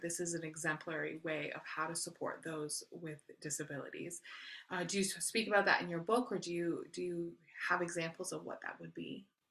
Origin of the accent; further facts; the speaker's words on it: Canada; I am Canadian, so I'm not a citizen of the U S